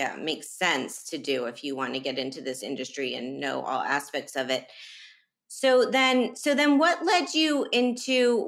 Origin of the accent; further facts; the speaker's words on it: Miami, Florida, United States; I was a teen growing up in Miami